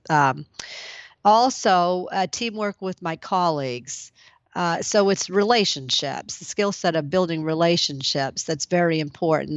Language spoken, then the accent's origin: English; Maine, United States; now in Lowell, United States; it's my home state